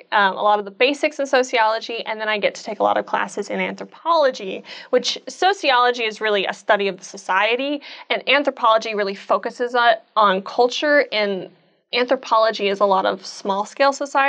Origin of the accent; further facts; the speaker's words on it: Edmond, Oklahoma, United States; I am from Edmond, Oklahoma. I went to Edmond, Santa Fe